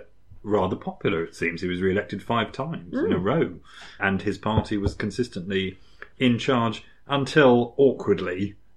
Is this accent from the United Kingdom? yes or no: yes; United Kingdom; I'm British.